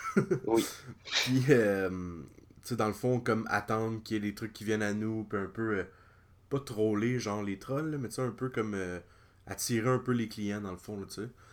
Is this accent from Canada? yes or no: yes; Lanaudière, Quebec, Canada; mon coin, la Naudière